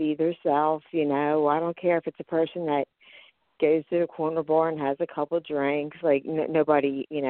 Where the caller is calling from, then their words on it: Philadelphia, Pennsylvania, United States; I'm calling from Philadelphia, Pennsylvania.